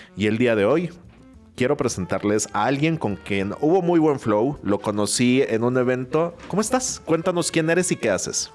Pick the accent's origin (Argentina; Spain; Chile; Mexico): Mexico; yo voy como mexicano